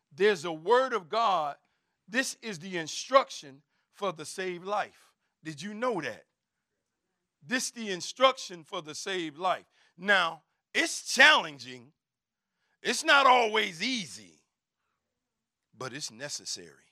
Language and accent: English; Chicago, Illinois, United States; I'm from the West Side. I'm from K-Town